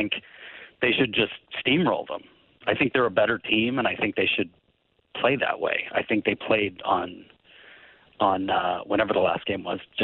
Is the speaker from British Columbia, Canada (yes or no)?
no; Woodstock, Ontario, Canada; moved away; I grew up in Woodstock, which is a couple towns over from Stratford